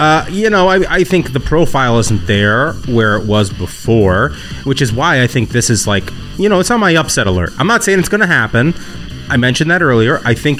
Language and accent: English; Indiana, United States; I'm from Indiana.